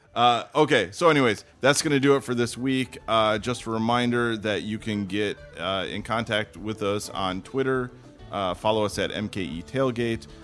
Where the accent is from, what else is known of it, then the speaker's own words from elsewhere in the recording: Madison, Wisconsin, United States; growing up in Madison, being a, you know, Badger football and basketball fan